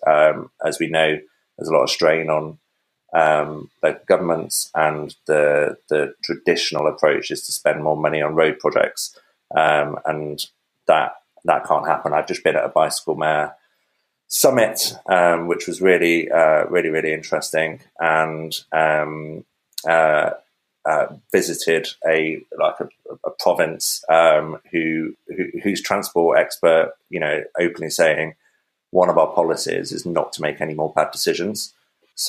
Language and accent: English; Coventry, West Midlands, United Kingdom; I'm immensely proud of being born and brought up in Coventry